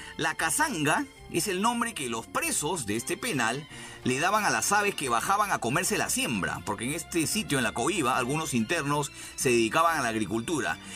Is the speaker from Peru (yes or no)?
yes; Lima, Peru; yo también soy de Breña, empezamos a ubicarnos, yo soy más o menos por, la, por el mercado La Flores